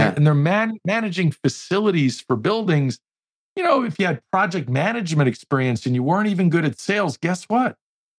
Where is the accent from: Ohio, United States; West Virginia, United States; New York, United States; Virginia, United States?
New York, United States; I learned and adapted because I was from New York. Accent is completely gone on purpose.